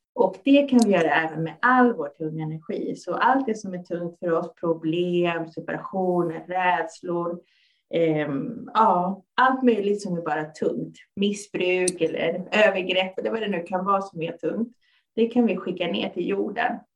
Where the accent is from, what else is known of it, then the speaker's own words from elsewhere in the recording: Stockholm, Stockholm County, Sweden; Jag är född och uppvuxen här i Stockholm och mina föräldrar kommer från Chile.